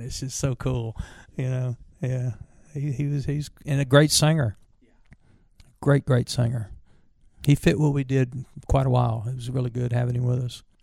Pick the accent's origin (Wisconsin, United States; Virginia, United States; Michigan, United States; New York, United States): Virginia, United States; growing up in Virginia